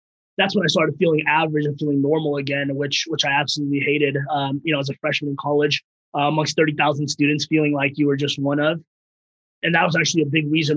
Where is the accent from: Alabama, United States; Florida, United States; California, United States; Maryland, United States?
California, United States; Bay Area; English is a second language; also born or lived in Afghanistan; I came in here when I was 4 years old from Afghanistan to the Bay Area, didn't speak a lick of English